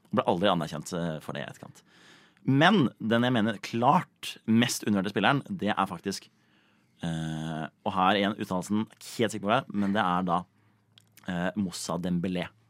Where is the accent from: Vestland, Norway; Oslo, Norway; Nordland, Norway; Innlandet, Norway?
Oslo, Norway; jeg vokste opp på et sted som heter, som heter Bekkelaget